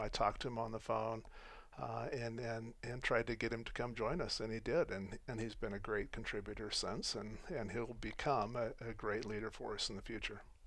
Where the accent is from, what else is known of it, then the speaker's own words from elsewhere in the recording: Colorado and Wyoming, United States; also born or lived in Phoenix, Arizona; so I grew up in Colorado and Wyoming.